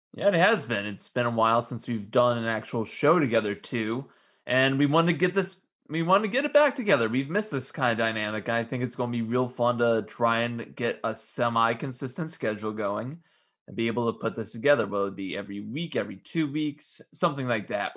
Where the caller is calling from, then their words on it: Strongsville, Ohio, United States; I'm calling from my home in Strongsville, Ohio